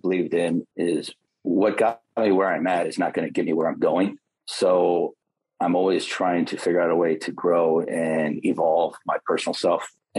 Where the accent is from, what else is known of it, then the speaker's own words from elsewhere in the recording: Illinois, United States; I'm originally from Illinois.